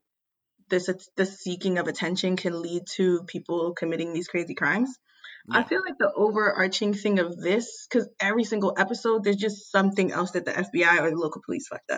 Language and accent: English; Philadelphia, Pennsylvania, United States; I'm from Philly.